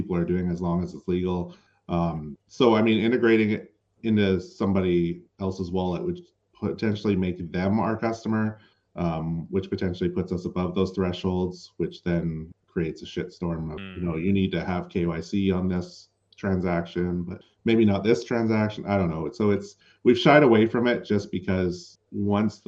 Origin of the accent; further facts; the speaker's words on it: Canada; as a Canadian